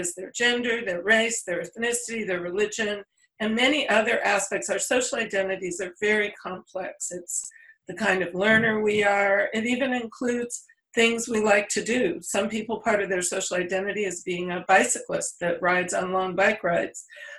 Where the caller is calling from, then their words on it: California, United States; I'm speaking from California, from the San Francisco Bay Area, where it's rainy one day and sunny the next.